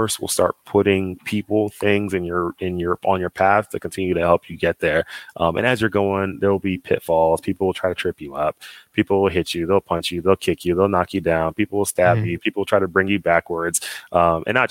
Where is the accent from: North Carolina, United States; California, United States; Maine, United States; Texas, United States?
Texas, United States; Dallas; moved away as an adult; I'm from Dallas, Texas, and I grew up in Dallas.